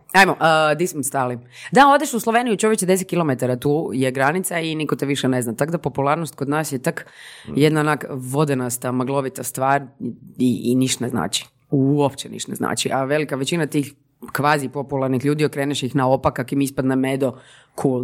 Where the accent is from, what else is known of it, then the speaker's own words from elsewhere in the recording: Zagreb, City of Zagreb, Croatia; rođena i odrasla u Zagrebu